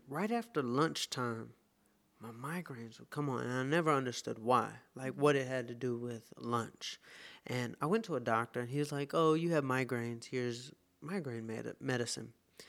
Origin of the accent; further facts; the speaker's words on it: the South, United States; I'm from the South. Being vegan is not what...